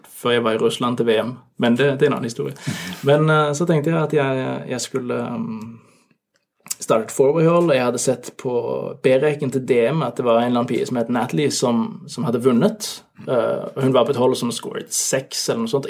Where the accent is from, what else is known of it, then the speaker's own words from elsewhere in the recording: Norway; moved away as an adult; now in Denmark; jeg er nordmann